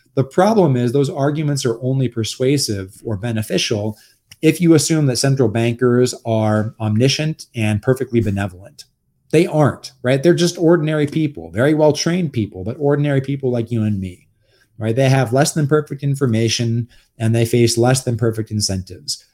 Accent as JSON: {"language": "English", "town": "Los Angeles", "region": "California", "country": "United States", "moved": "yes", "lives_now": "Texas, United States", "said": "I'm actually a Los Angelino originally. So I'm, like, a fake Texan"}